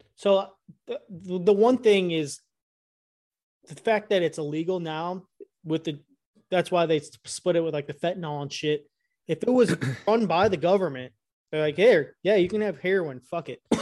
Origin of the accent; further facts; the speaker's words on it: Illinois, United States; I grew up in Illinois